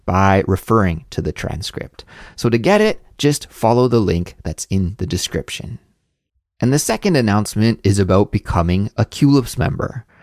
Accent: Canada; moved away as an adult; also born or lived in Montreal, Canada; now in South Korea; a Canadian living abroad in South Korea

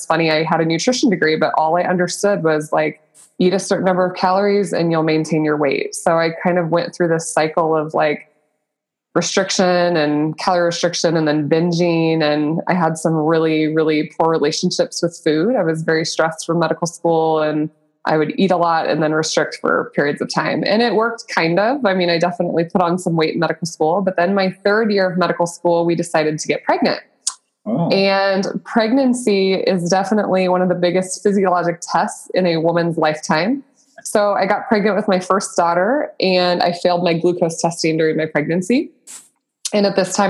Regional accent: Nebraska, United States; I'm born and raised in Nebraska

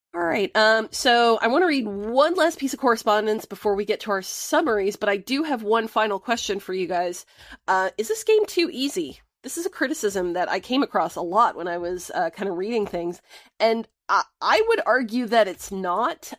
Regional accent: United States; my picture as the American

